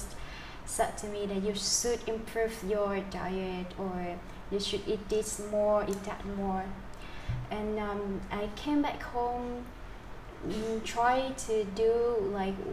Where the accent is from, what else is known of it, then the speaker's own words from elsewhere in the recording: near Da Lat, Central Highlands of Vietnam, Lâm Đồng, Vietnam; my hometown in which nearby Dala City in Central Highland of Vietnam.